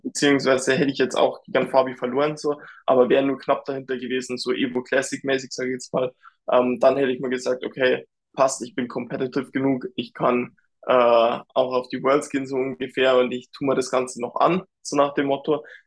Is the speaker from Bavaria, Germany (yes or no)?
yes; Dingolfing, Bavaria, Germany; bei der BMW hier in Dingolfing in meiner Heimat